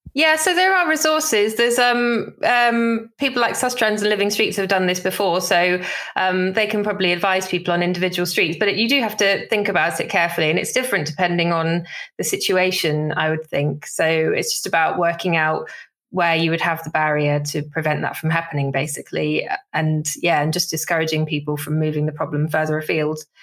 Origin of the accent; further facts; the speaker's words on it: Somerset, South West England, United Kingdom; growing up in Somerset, you basically have to learn to drive